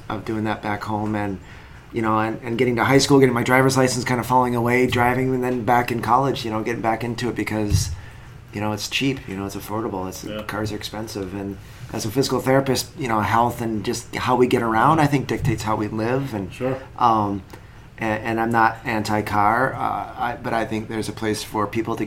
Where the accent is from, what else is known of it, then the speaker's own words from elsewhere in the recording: Canada; also born or lived in Tucson, Arizona; now in Traverse City, United States; I grew up in Canada